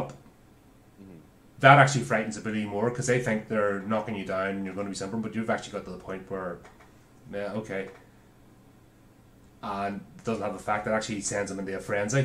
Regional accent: Belfast, Northern Ireland, United Kingdom; growing up in Belfast in the 80s

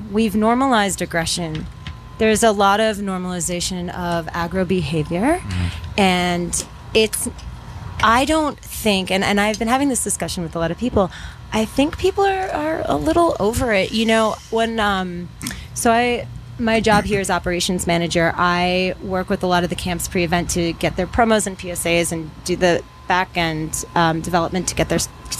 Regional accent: Taos, New Mexico, United States; I'm from Taos

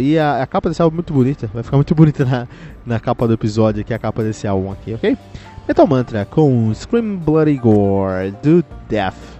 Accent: Cotia, São Paulo, Brazil; Eu, eu que cresci em Cotia, ali tínhamos um, um, bar chamado Incinerator

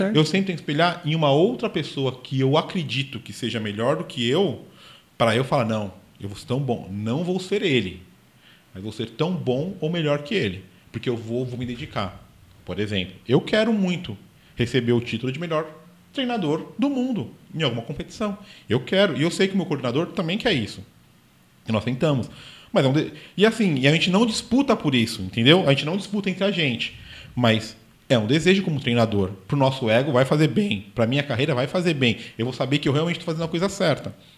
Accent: São Paulo, Brazil; eu sou paulistano

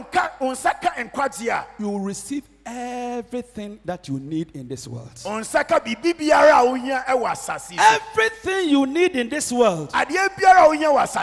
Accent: Kumawu, Ashanti, Ghana; moved away; my hometown Kumawu

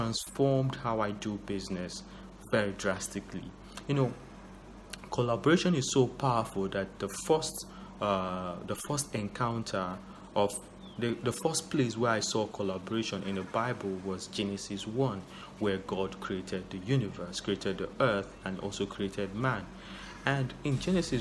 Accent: Nigeria; I'm a Nigerian

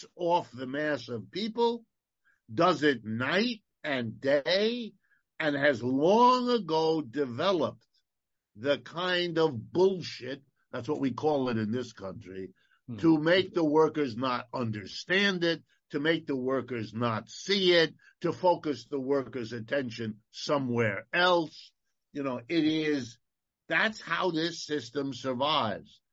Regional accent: United States; I was born here in the United States

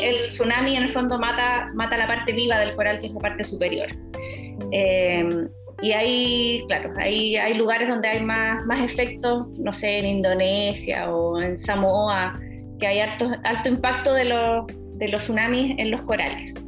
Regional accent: Chile; nosotros los chilenos

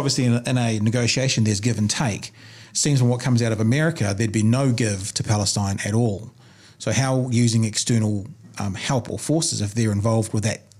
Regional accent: Ireland; My, my I'm, I'm Irish Catholic. I literally have second cousins who were in the IRA.

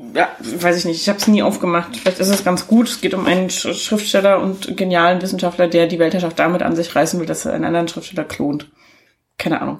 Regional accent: East Germany, Germany; ich bin ja ein Ossi-Kind

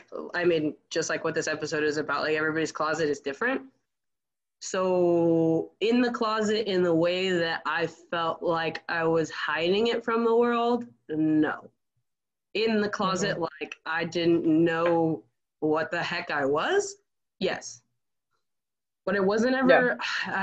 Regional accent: Arizona, United States; moved away as an adult; also born or lived in Iowa; I'm from Arizona

